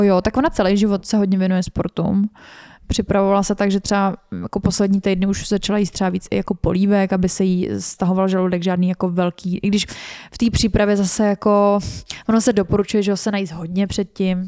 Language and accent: Czech; Czechia